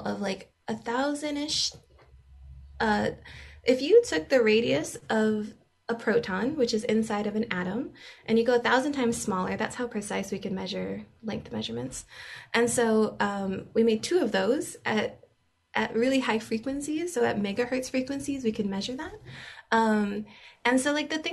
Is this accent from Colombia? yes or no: no; Hawaii, United States; moved away; I'm from Hawaii